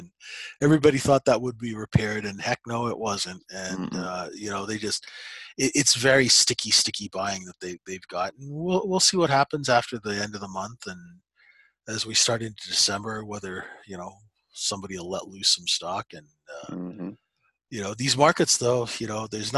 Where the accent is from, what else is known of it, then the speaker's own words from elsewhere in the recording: Saskatchewan, Canada; I was raised in Saskatchewan